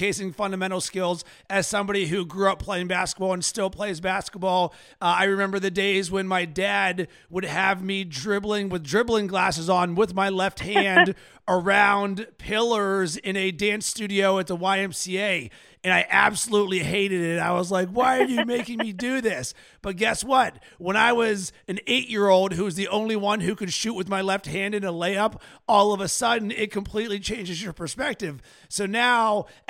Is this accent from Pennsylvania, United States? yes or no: yes; Pittsburgh, Pennsylvania, United States; As a kid growing up in Pittsburgh, I didn't have an NBA team